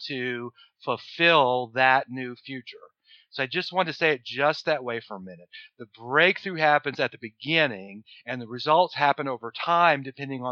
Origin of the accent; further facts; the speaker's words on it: New Orleans, Louisiana, United States; I'm from New Orleans